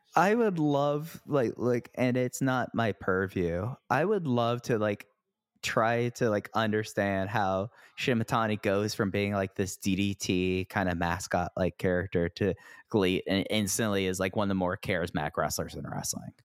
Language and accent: English; Texas, United States; growing up in Texas